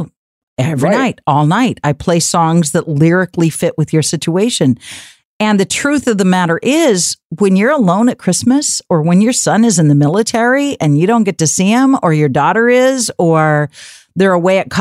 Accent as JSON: {"language": "English", "region": "West Coast", "country": "United States", "also_born_or_lived": "Rochester, New York", "moved": "yes", "said": "I'm from the West Coast, but I was on the East Coast for many, many years"}